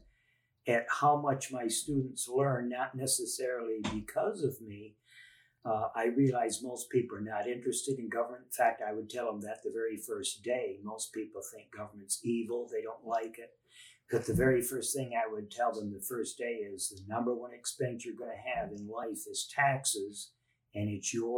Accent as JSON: {"language": "English", "region": "Michigan", "country": "United States", "said": "I'm originally from Michigan"}